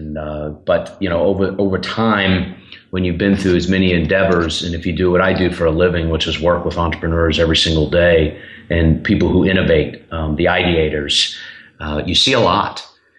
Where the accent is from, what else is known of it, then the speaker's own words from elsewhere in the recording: Charlotte, North Carolina, United States; also born or lived in Boston / Birmingham; now in Nashville, United States; I'm originally from Charlotte, North Carolina. I live here in Nashville now. I've been here for 11 years with short stops in Boston, Massachusetts, and Birmingham, Alabama